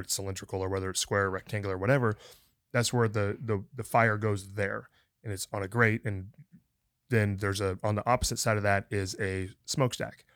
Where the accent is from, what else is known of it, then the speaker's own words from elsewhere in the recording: the North, United States; now in Texas, United States; I grew up in the North